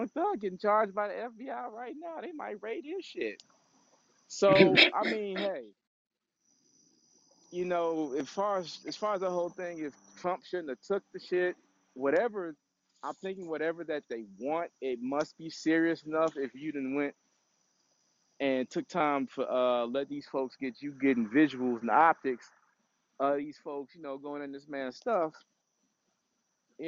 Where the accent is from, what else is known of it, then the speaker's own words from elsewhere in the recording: Washington, District of Columbia, United States; I love my hometown